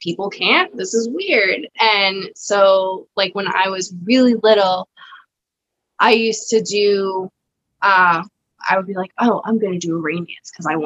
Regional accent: Cambridge, Massachusetts, United States; now in Rhode Island, United States; I grew up in Cambridge, Mass, which is like a very diverse city

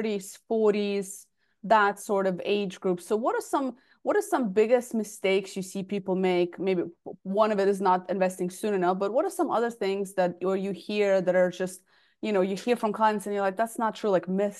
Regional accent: United States; also born or lived in Russia; I grew up in the States

